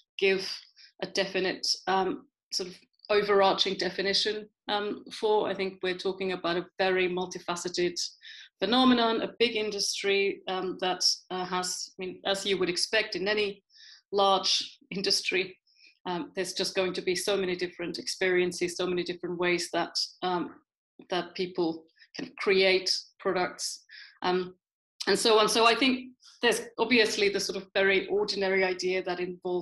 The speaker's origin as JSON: {"language": "English", "country": "Finland", "also_born_or_lived": "United Kingdom / Sheffield", "moved": "as an adult", "lives_now": "Amsterdam, Netherlands", "said": "And I'm originally from Finland, but I haven't lived in Finland since 1996."}